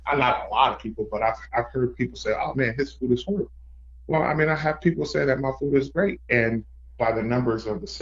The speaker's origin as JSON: {"language": "English", "town": "Fresno", "region": "California", "country": "United States", "tie": "born or raised there", "moved": "yes", "said": "when I moved back to my hometown, Fresno, California"}